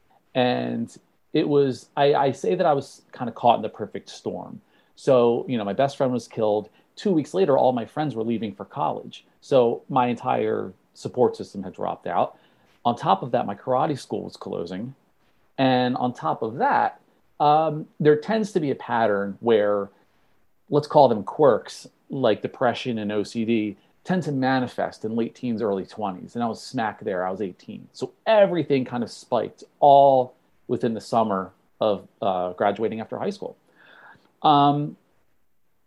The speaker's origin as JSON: {"language": "English", "region": "New Jersey", "country": "United States", "said": "I'm from New Jersey"}